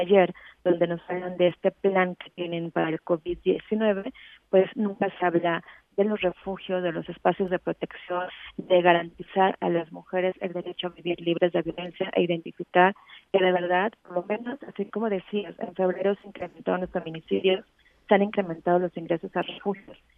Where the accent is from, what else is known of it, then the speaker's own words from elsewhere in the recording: Mexico; nosotros implementarlo como Estado mexicano